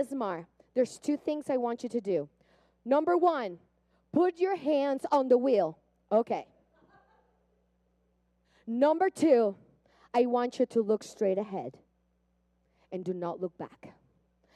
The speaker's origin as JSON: {"language": "English", "country": "Puerto Rico", "tie": "born or raised there", "moved": "yes", "said": "I grew up in Puerto Rico. I don't know if you hear the accent."}